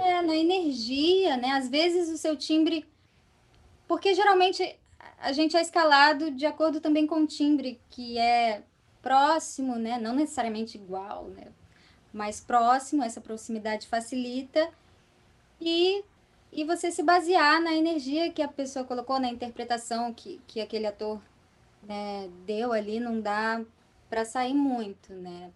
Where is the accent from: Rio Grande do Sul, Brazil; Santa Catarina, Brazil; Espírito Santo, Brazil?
Espírito Santo, Brazil; Vitória; also born or lived in Vila Velha; na cidade onde eu morava, que era Vitória, do Espírito, lá no Espírito Santo, eu nasci em Vila Velha, na verdade, mas de pequenininho eu já fui morar em Vitória.